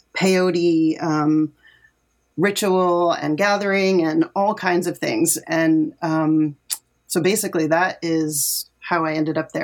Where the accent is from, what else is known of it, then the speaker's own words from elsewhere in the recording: Connecticut, United States; I grew up in Connecticut